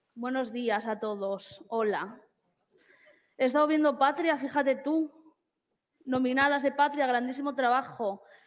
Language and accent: Spanish; Basque Country, Spain; soy una persona vasca